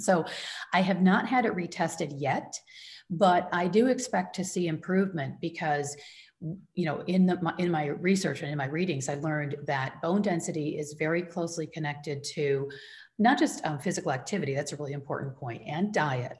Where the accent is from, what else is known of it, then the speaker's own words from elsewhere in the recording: Michigan, United States; now in Northern California, United States; I grew up in the Midwest in Michigan